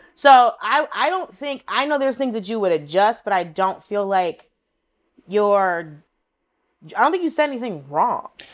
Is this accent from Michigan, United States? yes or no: no; Atlanta, Georgia, United States; growing up in Atlanta, I lived in a predominantly Latino, predominantly Mexican neighborhood